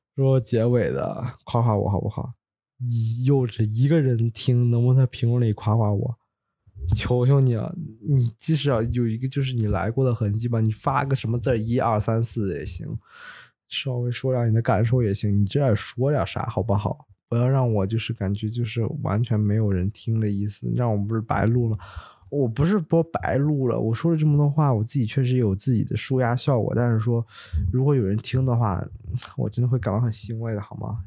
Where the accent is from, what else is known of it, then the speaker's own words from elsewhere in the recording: Luoyang, Henan, China; moved away; 我的家乡河南洛阳